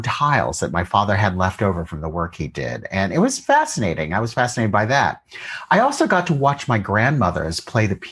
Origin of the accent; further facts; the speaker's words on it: Columbus, Ohio, United States; I grew up in Columbus, Ohio